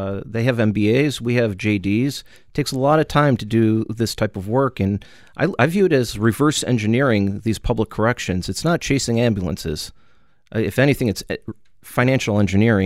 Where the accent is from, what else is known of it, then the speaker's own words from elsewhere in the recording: United States; I am an American